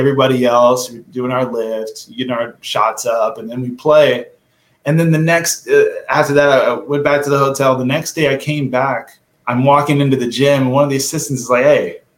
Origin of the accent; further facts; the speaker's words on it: Portland, Oregon, United States; I was born and raised in Portland, Oregon